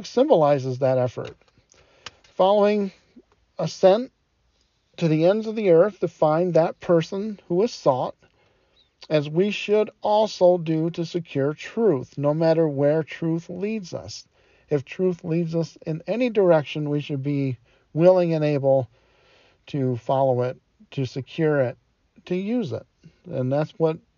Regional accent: Detroit, Michigan, United States; I didn't have air conditioning when I was growing up in Detroit

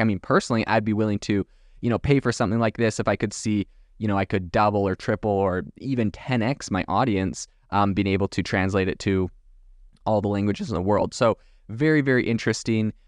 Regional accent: Canada; moved away; also born or lived in France; I'm from Canada originally.

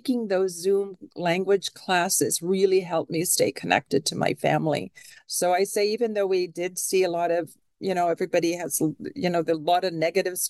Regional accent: Canada; now in Seattle, United States; I am a Canadian citizen

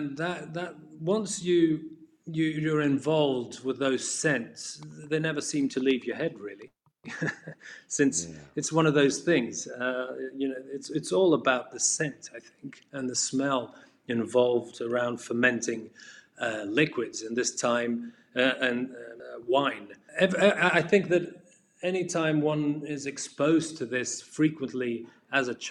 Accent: Portugal; also born or lived in England / Bordeaux; I was born in England, because my father was graduating there at the time, I swiftly came back to Portugal, studied here

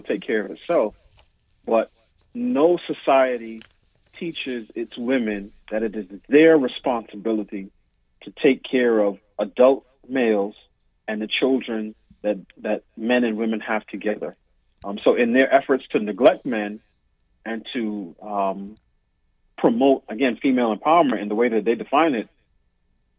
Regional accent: New York City, New York, United States; moved away as an adult; now in Washington, D.C., United States; I was raised in New York City

